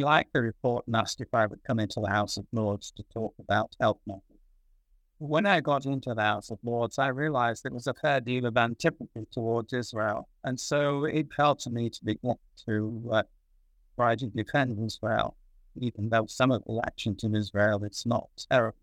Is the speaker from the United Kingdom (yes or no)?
yes; Manchester, North West England, United Kingdom; also born or lived in Salford / London / United States; born in Salford, near Manchester, in England, 1934